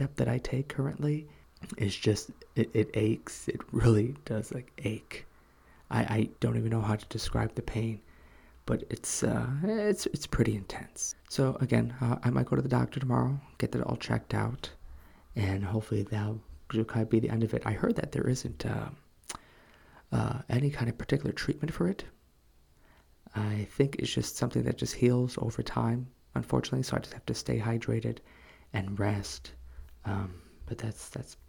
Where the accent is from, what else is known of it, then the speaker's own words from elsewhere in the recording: United States; moved away as an adult; now in South Korea; what I grew up with in America